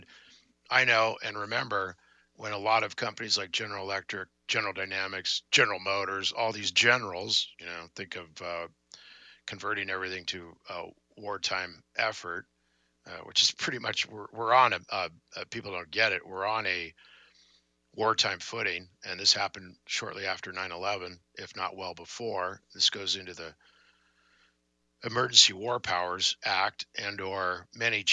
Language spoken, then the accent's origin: English; San Diego, California, United States; also born or lived in Mobile, Alabama; I'm from the South, but that would be San Diego.